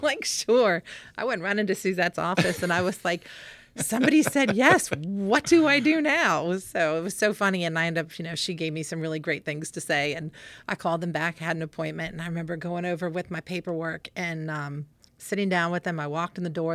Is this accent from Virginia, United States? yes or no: yes; Winchester, Virginia, United States; I think I was six here when I moved here, and then we moved away for about two years and came back